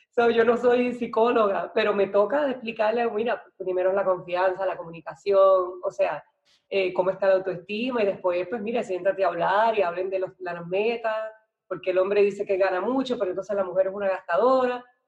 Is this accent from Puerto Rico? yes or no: yes; Naranjito, Puerto Rico; also born or lived in Ponce, Puerto Rico / San Juan, Puerto Rico; yo soy de Puerto Rico, nací en, una ciudad que se llama Ponce, pero me crié en un pueblito así, o mi mamá, mis papás se divorciaron y yo me fui para el pueblito que se llama Naranjito